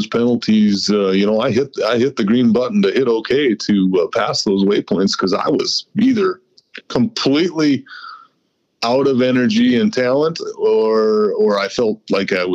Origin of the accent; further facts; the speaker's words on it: United States; I'm American through and through.